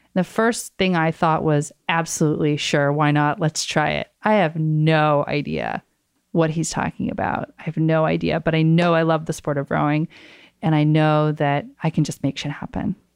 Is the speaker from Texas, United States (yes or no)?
no; Oak Ridge, Tennessee, United States; my hometown in Oak Ridge, Tennessee